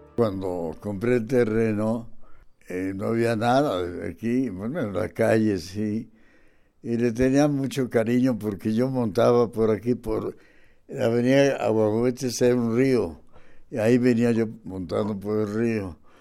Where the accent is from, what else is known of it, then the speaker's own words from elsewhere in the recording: Mexico City, Mexico; Vengo de una isla, de Tenochtitlan, porque yo nací en la calle Tacuba pegada al zócalo. Así que soy muy chilango.